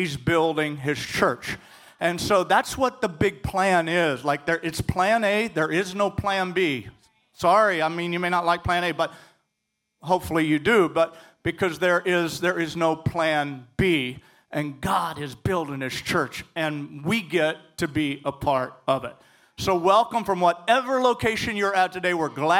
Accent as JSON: {"language": "English", "region": "Midwest", "country": "United States", "tie": "born or raised there", "also_born_or_lived": "Northwest, United States", "moved": "as an adult", "said": "I grew up in the Midwest, and then the Lord sent us to the Northwest"}